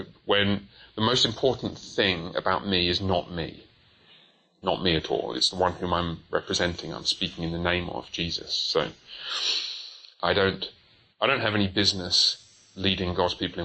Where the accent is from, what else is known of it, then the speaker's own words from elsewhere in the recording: Coventry, West Midlands, United Kingdom; also born or lived in Haltwhistle, England; I was born up there. I moved to Coventry when I was very young